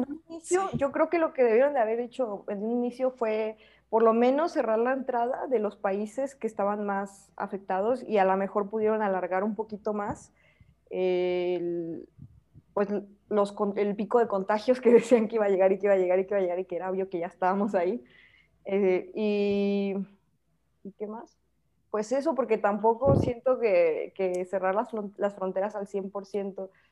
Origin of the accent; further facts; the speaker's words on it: Mexico; moved away; also born or lived in New Zealand; para mí como, como mexicana que, no seguimos tanto las reglas